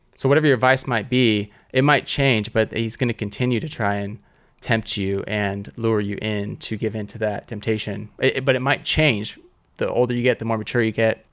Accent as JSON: {"language": "English", "region": "Southern California", "country": "United States", "tie": "born or raised there", "said": "I grew up in Southern California"}